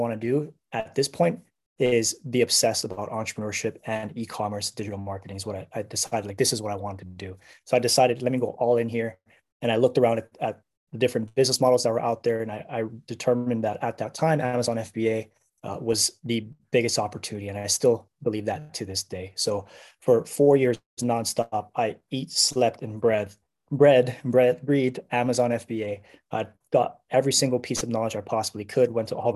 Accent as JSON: {"language": "English", "region": "Hawaii", "country": "United States", "tie": "born or raised there", "moved": "as an adult", "said": "born and raised in Hawaii, and I joined the military when I was 18."}